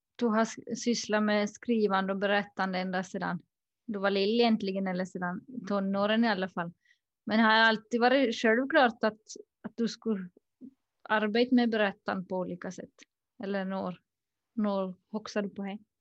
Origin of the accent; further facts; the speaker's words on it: Pensala, Ostrobothnia, Finland; now in Sweden; jag är ursprungligen från Pensal i Österbotten men just nu så bor jag i Sverige